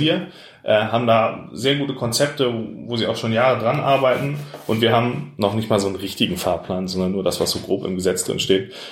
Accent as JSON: {"language": "German", "town": "Pinneberg", "region": "Schleswig-Holstein", "country": "Germany", "tie": "born or raised there", "also_born_or_lived": "Elmshorn", "said": "weil es meine Heimatstadt ist. Ich bin hier aufgewachsen"}